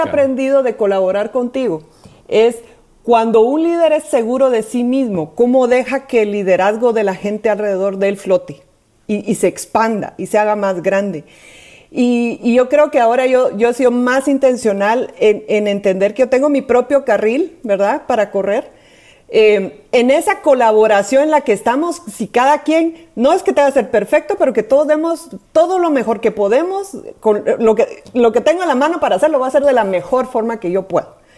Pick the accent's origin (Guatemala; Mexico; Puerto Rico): Guatemala; si me oyen el acento, es porque soy de Guatemala